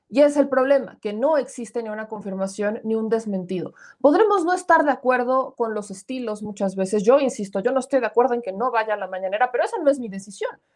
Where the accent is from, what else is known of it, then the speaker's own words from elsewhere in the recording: Puebla, Mexico; A veces dicen que parezco del norte, no, soy poblana